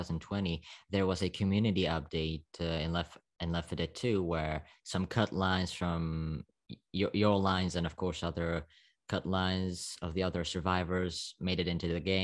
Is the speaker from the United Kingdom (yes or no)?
no; Slovakia; English is a second language; I'm from Slovakia. You know, I think you can hear it on my accent.